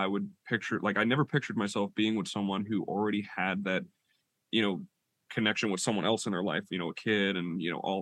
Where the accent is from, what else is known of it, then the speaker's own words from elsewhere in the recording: Rhode Island, United States; moved away as an adult; now in Oklahoma, United States; I'm from Rhode Island